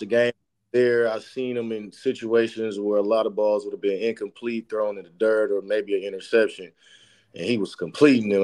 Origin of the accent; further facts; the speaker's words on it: San Francisco, California, United States; I grew up in San Francisco, grew up a diehard Niner fan